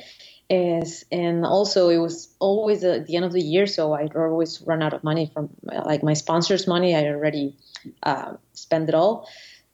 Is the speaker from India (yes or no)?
no; Venezuela; moved away as an adult; now in Annecy, France; I'm from Venezuela, and I just moved to France